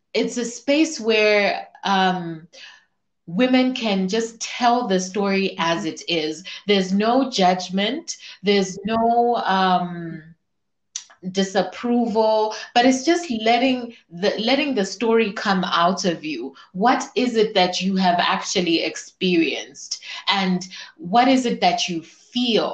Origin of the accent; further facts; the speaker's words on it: Zambia; I'm from Zambia, so I'm also a very proud African woman.